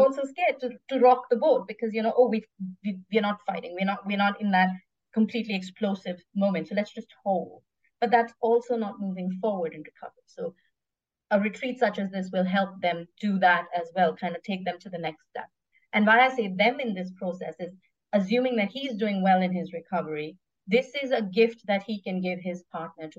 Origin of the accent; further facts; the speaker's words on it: South India, India; now in Singapore; I'm Indian, so I can help with a little bit of that, a South Indian